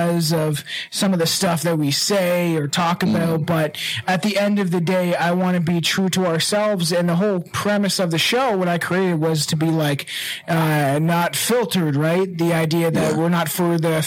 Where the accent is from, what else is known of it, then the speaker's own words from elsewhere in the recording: Canada; I'm from Canada